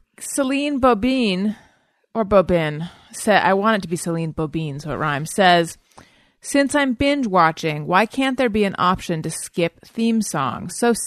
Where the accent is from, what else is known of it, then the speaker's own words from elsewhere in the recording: California, United States; accent: California; With my California Dawn accent